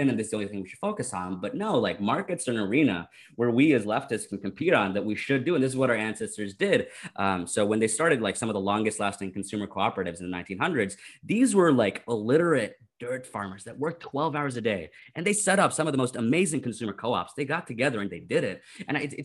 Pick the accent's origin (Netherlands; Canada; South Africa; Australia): Canada; I'm Canadian